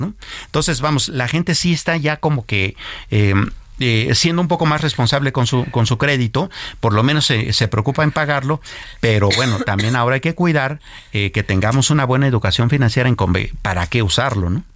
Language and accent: Spanish; Mexico; como mexicanos